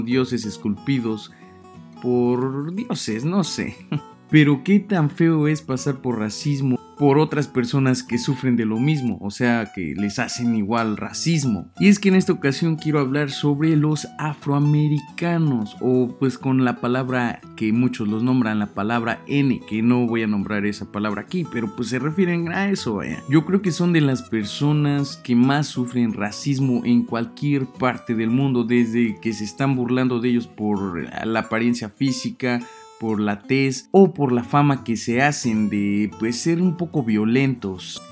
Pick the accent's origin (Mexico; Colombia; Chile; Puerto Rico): Mexico; nuestra propia raza, que somos pues los mexicanos